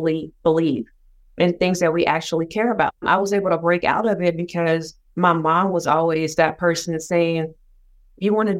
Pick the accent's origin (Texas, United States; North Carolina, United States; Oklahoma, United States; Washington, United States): Oklahoma, United States; Sapulpa; I grew up in Oklahoma, still live in Oklahoma, born and bred, but I am from a small town of about 20,000 people, and it's called Sapulpa.